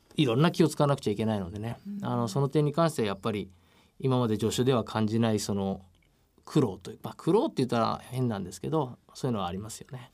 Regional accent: Tokyo, Japan; 東京の板橋の出身なんであの周りは家しかな

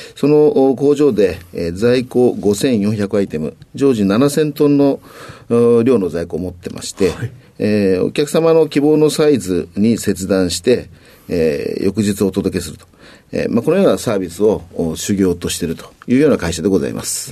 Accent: Kawaguchi, Saitama, Japan; 埼玉県の川口市になります。

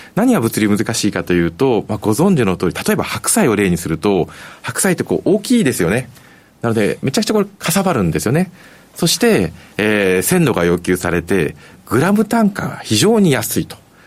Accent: Tokyo, Japan; moved away; 出身私東京

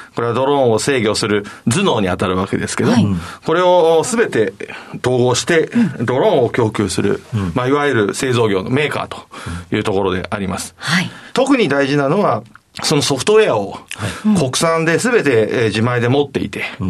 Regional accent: Toyohashi, Aichi, Japan; 愛知県の豊橋市というところですね。

